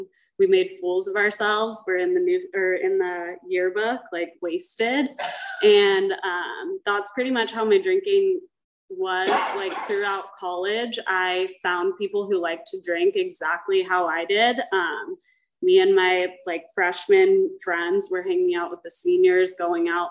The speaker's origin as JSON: {"language": "English", "town": "Dana Point", "region": "California", "country": "United States", "tie": "born or raised there", "said": "I grew up in Dana Point with a mother who was in Alcoholics Anonymous"}